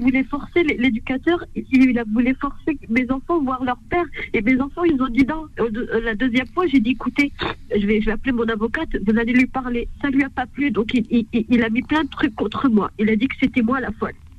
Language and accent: French; Hauts-de-France, France; je suis née en France